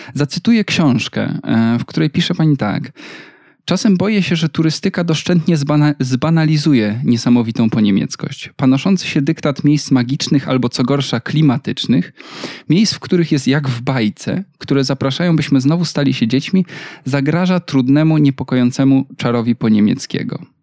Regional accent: Wrocław, Lower Silesian Voivodeship, Poland; moved away as an adult; urodziłem się we Wrocławiu

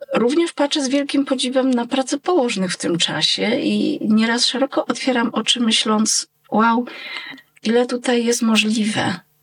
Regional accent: Jadowniki, Lesser Poland, Poland; nasze wzgórze Bocheniec w Jadownikach

